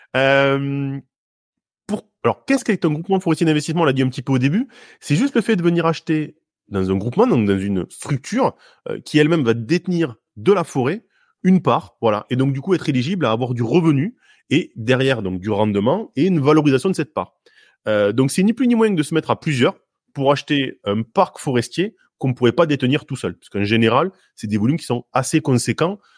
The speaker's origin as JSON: {"language": "French", "area": "Hautes-Pyrénées", "region": "Occitania", "country": "France", "tie": "born or raised there", "said": "je suis originaire des Hautes-Pyrénées, donc le bois, pas loin du Gers"}